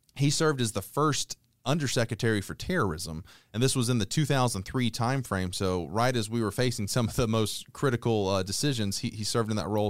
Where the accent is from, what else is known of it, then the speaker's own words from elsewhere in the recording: Conyers, Georgia, United States; I grew up in Conyers, Georgia, which is on the east side of Atlanta